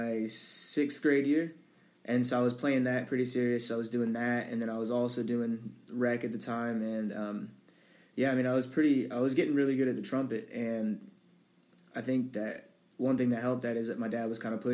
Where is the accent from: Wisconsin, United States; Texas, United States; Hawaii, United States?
Texas, United States; Dallas; Born and raised in Dallas, Texas, to mom and dad who loved me very much